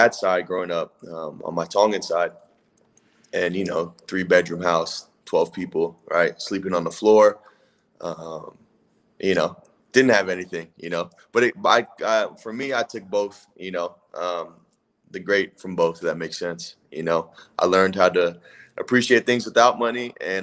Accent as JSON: {"language": "English", "town": "Palo Alto", "region": "California", "country": "United States", "tie": "born or raised there", "moved": "as an adult", "said": "I grew up in Palo Alto, California, where Stanford University is"}